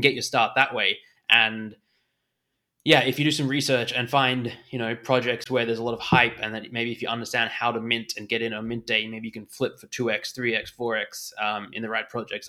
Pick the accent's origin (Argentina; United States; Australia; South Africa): Australia; accent: Australian; moved away as an adult; now in Munich, Germany; I'm born in Australia and I grew up in Australia.